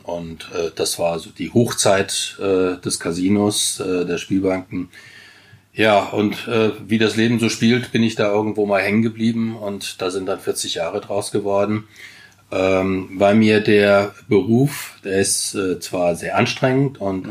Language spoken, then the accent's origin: German; Wiesbaden, Hesse, Germany; also born or lived in Chile; Ich bin in Grün-Weiß-Biebrich eigentlich groß geworden, als wir nach Wiesbaden kamen